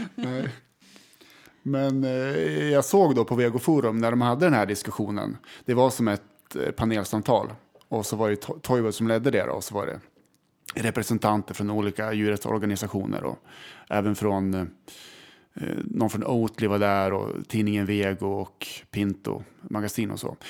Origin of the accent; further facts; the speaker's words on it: Västerås, Västmanland, Sweden; vi är från Västerås